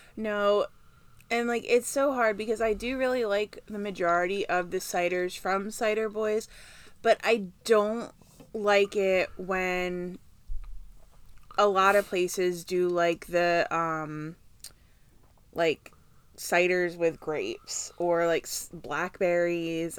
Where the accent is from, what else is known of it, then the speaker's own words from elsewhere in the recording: Kansas City, United States; I was born in Kansas City